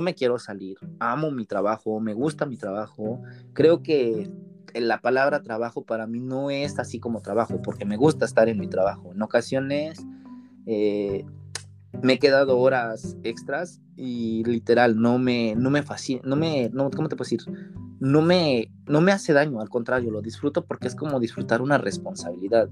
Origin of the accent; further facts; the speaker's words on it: Puebla, Mexico; moved away as an adult; now in Japan; Para la gente que no es de México, poblano, yo soy de la ciudad de Puebla